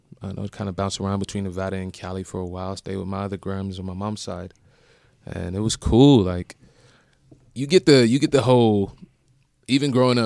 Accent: Brixton, London, United Kingdom; also born or lived in Chicago / Las Vegas; Oh, well, I was born in Chicago. Raised in between Vegas and Brixton. Don't know if you don't know where Brixton is. It's in London. It's in Lambeth. I think it's like one of the boroughs. It's like South London.

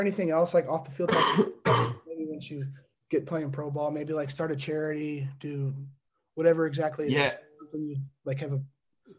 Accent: LaGrange, Indiana, United States; I'm from a small town called LaGrange. Ever heard of that? It's like up northeast.

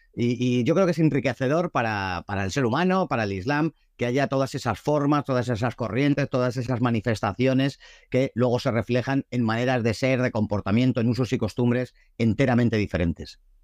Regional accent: Madrid, Community of Madrid, Spain; nací en Madrid, como mis padres y mis abuelos

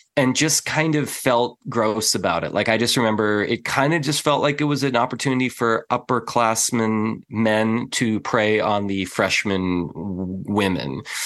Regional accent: San Diego, California, United States; also born or lived in Midwest; I was raised in San Diego amongst Californians, which are not normal people

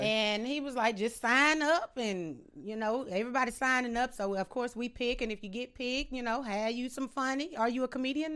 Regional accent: Sterlington, Louisiana, United States; also born or lived in Monroe, Louisiana

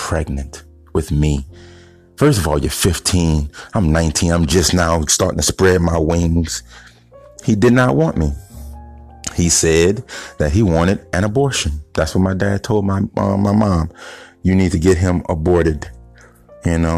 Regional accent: East Baton Rouge, Donaldsonville, Bridge City, Louisiana, United States; I was born in East Baton Rouge. Okay. So then we moved to Donisonville.

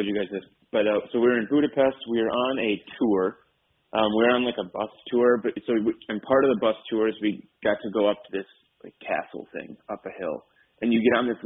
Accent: Minnesota, United States; I say Minnesota.

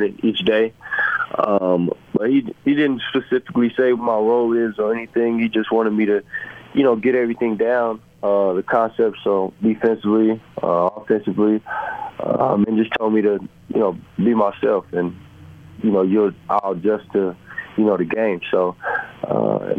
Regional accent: San Antonio, Texas, United States; moved away as an adult; also born or lived in Missouri / Los Angeles / Cleveland; now in Utah, United States; I'm from San Antonio, Texas

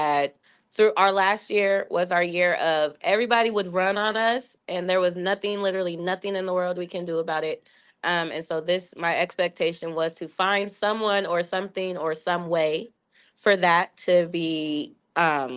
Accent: Seattle, Washington, United States; I'm from Seattle

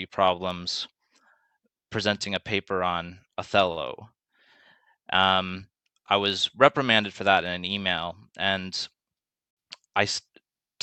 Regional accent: Canada; growing up in Canada

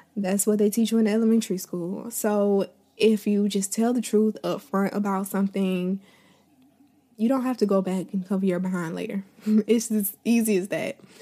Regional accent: Tallahassee, Florida, United States; moved away as an adult; now in Atlanta, United States; I've lived in, um, my hometown since I was born. I was born and raised here. I never left

